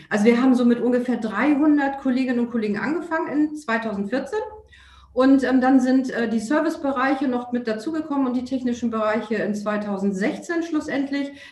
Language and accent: German; Hamburg, Germany; der Weg als Hamburgerin ins Hamburger Rathaus ähm, ist deutlich leichter und schneller als der Weg aus Hamburg oder Berlin